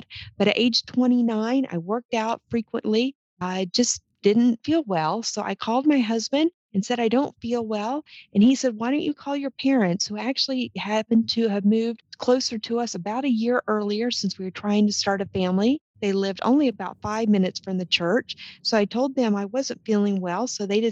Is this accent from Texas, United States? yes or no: yes; Texas, United States; moved away as an adult; also born or lived in Oklahoma / Minnesota; I grew up in Texas, accepted my first career in the petroleum industry, which took me to Oklahoma